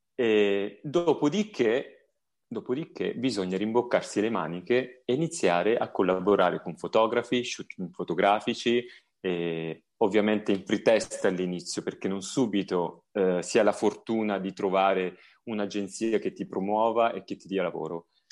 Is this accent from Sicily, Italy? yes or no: no; a village near Tropea, province of Vibo Valentia, Calabria, Italy; io provengo da un paesino vicino Tropea, provincia di Vibo Valencia